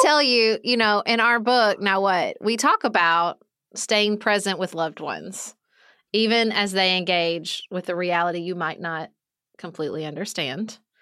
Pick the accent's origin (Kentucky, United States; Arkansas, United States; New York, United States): Kentucky, United States; born or raised there; moved away as an adult